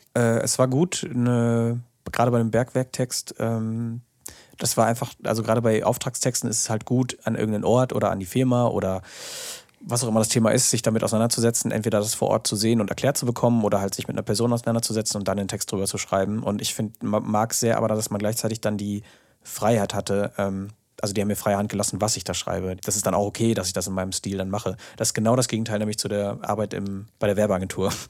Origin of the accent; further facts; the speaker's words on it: OWL, Porta Westfalica / Paderborn, North Rhine-Westphalia, Germany; hier in meiner Heimat oder in OWL